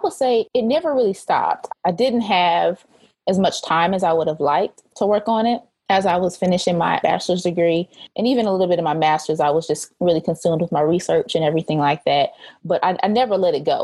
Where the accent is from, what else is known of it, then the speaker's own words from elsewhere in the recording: Muskogee, Oklahoma, United States; moved away as an adult; now in Texas, United States; I am originally from the Muskogee Summit, Oklahoma area. That is where I grew up for most of my childhood